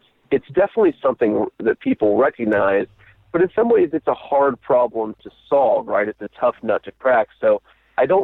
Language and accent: English; Middletown, Ohio, United States; moved away as an adult; growing up in Middletown